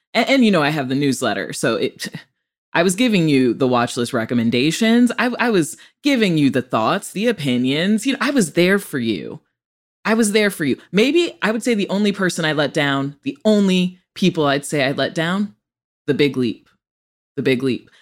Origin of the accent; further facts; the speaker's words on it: Rockford, Illinois, United States; also born or lived in Chicago, Illinois; I'm from Rockford, Illinois, a true Rockford peach.